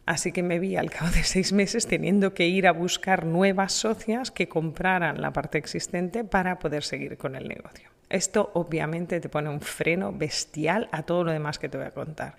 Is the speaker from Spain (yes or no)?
yes; Spain; en mi país, en España